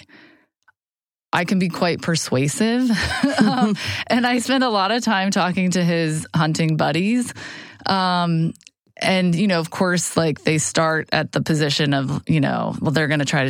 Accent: Atlanta, Georgia, United States; also born or lived in Boston, Massachusetts; I was born in Boston, but grew up in Atlanta

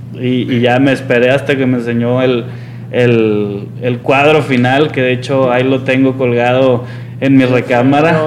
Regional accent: Monterrey, Nuevo León, Mexico; yo soy regiomontano y la realidad es que no conocía mi ciudad

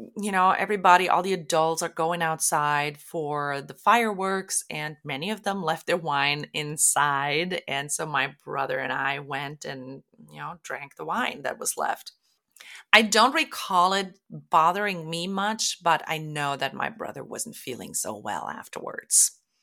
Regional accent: Germany; moved away as an adult; now in Oregon, United States; I was born and raised in Germany and moved to the U S in two thousand because my husband is American. We live in Oregon

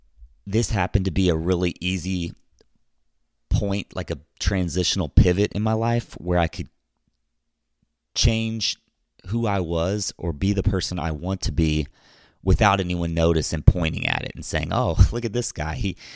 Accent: Louisville, Kentucky, United States; I was born May 26th in Louisville, Kentucky. I was raised in a middle-class home with a conservative ideology and Roman Catholic roots.

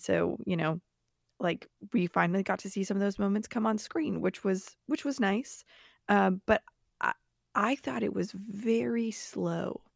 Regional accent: the South, United States; I grew up in the South

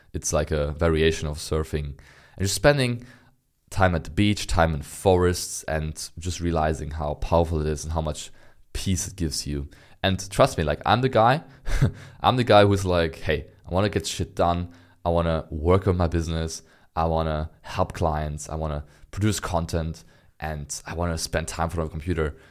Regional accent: Berlin, Germany; I'm born and raised in Berlin, which is the capital of, of Germany

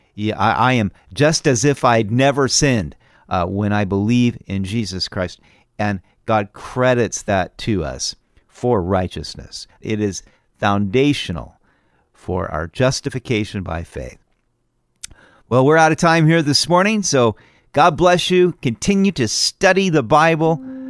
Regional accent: California, United States; now in Idaho, United States; I'm from California

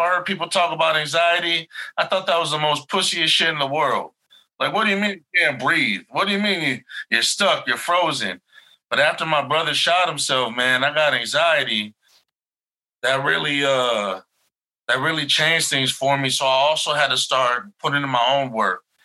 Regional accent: Chicago, Illinois, United States; I'm from Chicago

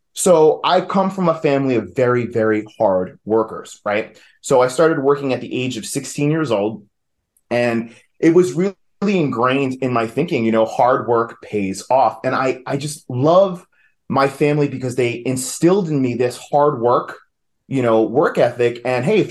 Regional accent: New York, United States; accent: New York; moved away as an adult; now in Asheville, United States; I am originally from New York, if you couldn't tell by the accent

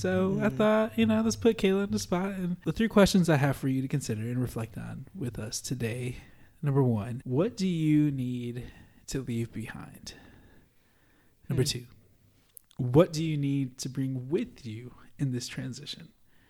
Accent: Holland, Michigan, United States; I was moving from Holland, Michigan, which is, if you've been to Holland, it's a little bit more, you know, it has a city feel, but not really at all.

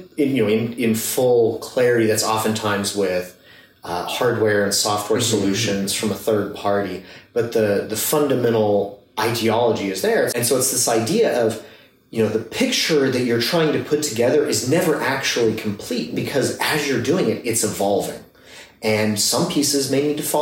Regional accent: Midwest, United States; moved away; I grew up in the Midwest

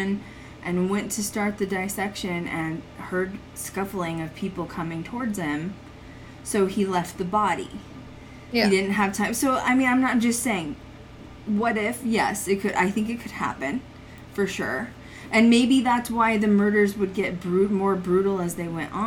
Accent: Colorado, United States; I grew up in Colorado

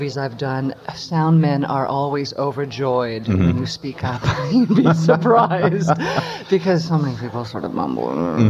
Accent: Colorado, United States; moved away as an adult; also born or lived in St. Louis; I grew up in Colorado, and I went to school in St. Louis for a couple of years

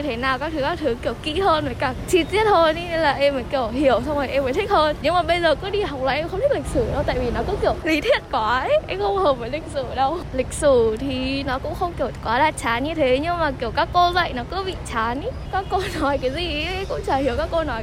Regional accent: Vietnam

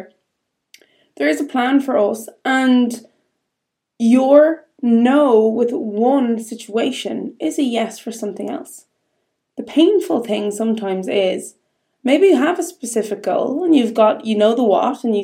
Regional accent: Ireland; being Irish

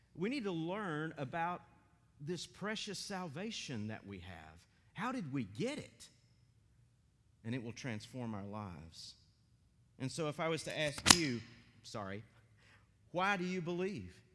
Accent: Maryville, Tennessee, United States; also born or lived in Johnson City, Tennessee / West Virginia; now in Athens, United States; I grew up in Maryville, Tennessee, in a PCA church

